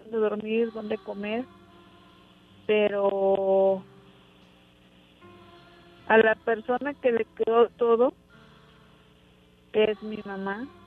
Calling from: Ciudad Madero, Tamaulipas, Mexico

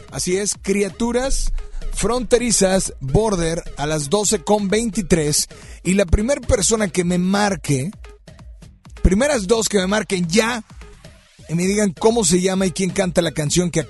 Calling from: Apodaca, Nuevo León, Mexico; De Apodaca.

